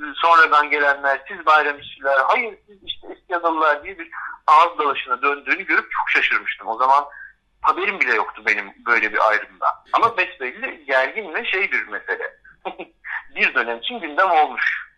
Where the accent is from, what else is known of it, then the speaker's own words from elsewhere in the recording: Istanbul, Turkey; Ben kendimi hep bir İstanbullu olarak gördüm. Çünkü burada doğdum, burada büyüdüm.